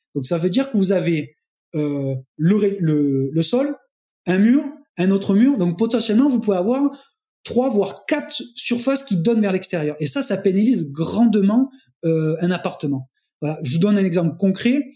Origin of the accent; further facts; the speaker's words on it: Montpellier, Occitania, France; je suis euh, de Montpellier